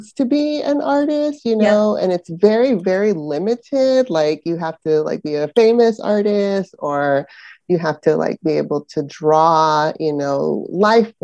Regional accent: San Francisco Bay Area, California, United States; also born or lived in Panama; now in Northern California, United States; I was born in Panama, actually, and immigrated to the United States in the San Francisco Bay Area, specifically, when I was seven

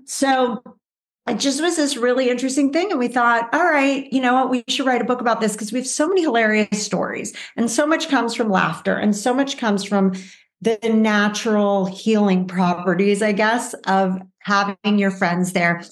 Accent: Los Angeles, California, United States; I grew up in the Valley in Los Angeles, um, California. So I'm a true Valley girl

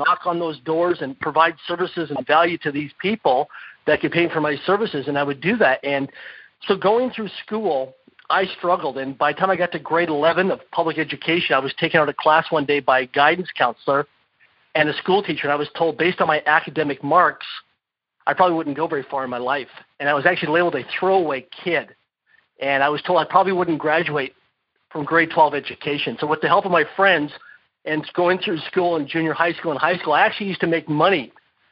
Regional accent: Saskatoon, Saskatchewan, Canada; I was born and raised in Saskatoon, Saskatchewan, Canada, and grew up as a kid in a small town of less than 20,000 people in population in current Saskatchewan, Canada.

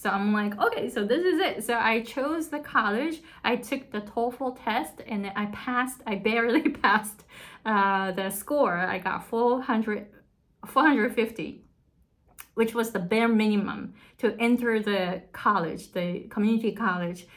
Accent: Japan; accent: thick Japanese; English is a second language; moved away as an adult; also born or lived in Susanville, California; now in Hawaii, United States; I had a thick Japanese accent. And I moved to the US when I was 23.

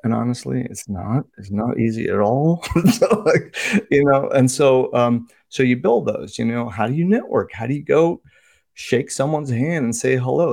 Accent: Washington, District of Columbia, United States; also born or lived in Indiana / New Jersey / India; I was raised in the United States, moved, uh, around a little bit, Indiana, New Jersey, uh, but settled in the D C area since I was ten. So pretty much this is my home.

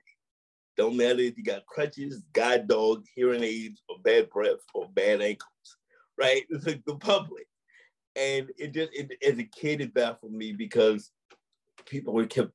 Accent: St. Louis, Missouri, United States; growing up in St. Louis

